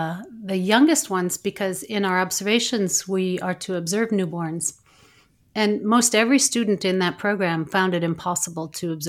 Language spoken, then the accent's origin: English; United States; moved away as an adult; now in Italy; So I am originally from the United States, but I live in Italy. So I'm an expat, so to speak. I left my country for Montessori.